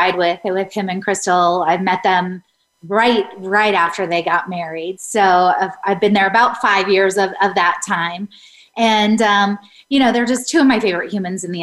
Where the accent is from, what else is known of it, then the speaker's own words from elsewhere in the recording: Colorado, United States; I'm from Colorado.